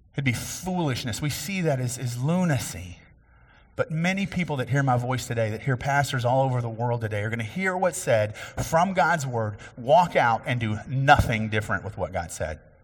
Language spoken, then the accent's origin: English; Cassie, Texas, United States; my hometown, which is actually Bill McGee's hometown. And we grew up in a little bit different time there, um, but Ka-, Cassie, Texas